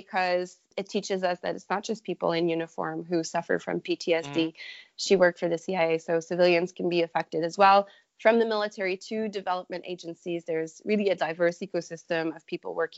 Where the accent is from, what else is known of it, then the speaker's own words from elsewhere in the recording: Quebec, Canada; now in Ontario, Canada; growing up in Quebec.